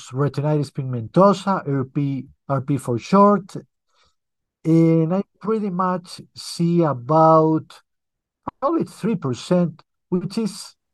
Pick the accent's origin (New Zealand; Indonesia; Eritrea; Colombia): Colombia; for our listeners, I'm in Colombia in South America.